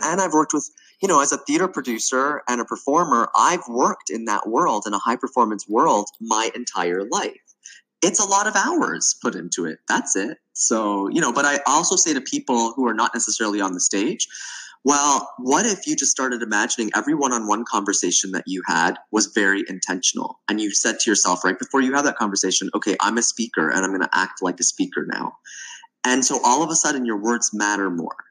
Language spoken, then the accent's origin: English; Toronto, Ontario, Canada; moved away as an adult; also born or lived in the Arctic; I'm originally from Toronto, Canada, and I moved to the Arctic